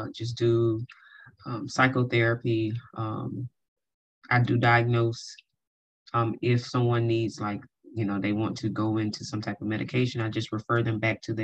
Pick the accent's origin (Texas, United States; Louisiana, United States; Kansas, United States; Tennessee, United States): Louisiana, United States; Hammond; now in Baton Rouge, United States; I'm originally from Hammond, Louisiana